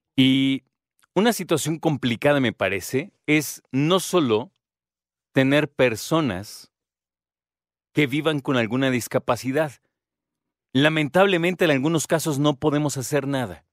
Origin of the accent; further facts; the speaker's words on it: Mexico; los que nos contaron como mexicanos